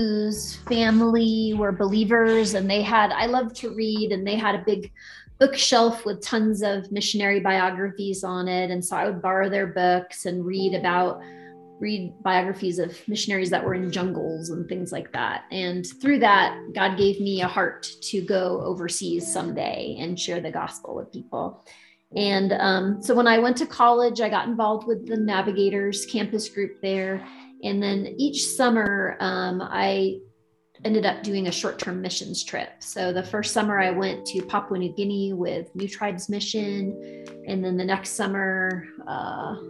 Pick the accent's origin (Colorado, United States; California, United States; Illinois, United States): California, United States; San Diego; moved away as an adult; also born or lived in Japan; I grew up in San Diego, California